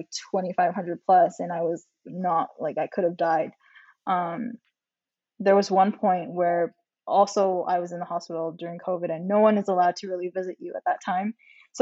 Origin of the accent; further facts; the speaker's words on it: Canada; as a Canadian with Chinese Filipino descent